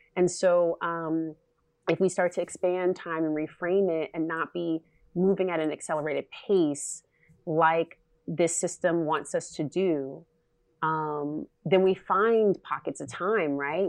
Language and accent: English; California, United States; I'm from California